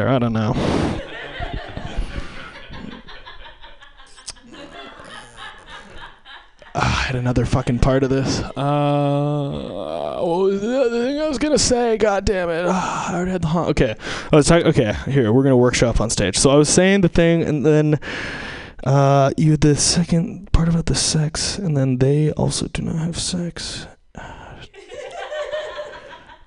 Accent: Seattle, Washington, United States; I'm from Seattle, so we had kind of a special church

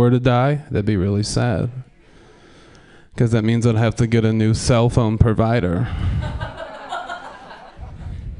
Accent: Portland, Oregon, United States; I'm from Portland

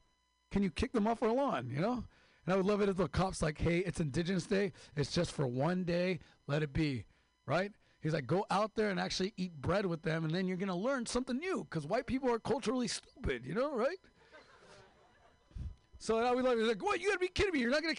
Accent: Mexicali, Baja California, Mexico; I'm from Mexico, Mexicali, the real California.

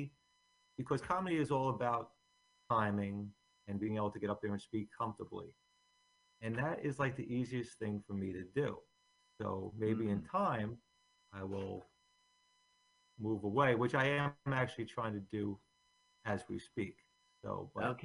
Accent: Bayonne, New Jersey, United States; also born or lived in Staten Island, New York; I grew up in Bayonne, and I went to college in Staten Island

